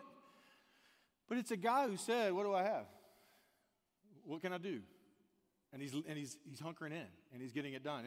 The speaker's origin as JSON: {"language": "English", "region": "the South", "country": "United States", "said": "I'm from the South"}